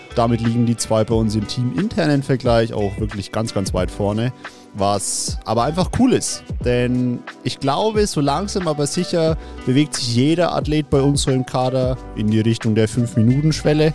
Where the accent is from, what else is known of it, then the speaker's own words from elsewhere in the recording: Bavaria, Germany; bei uns in Bayern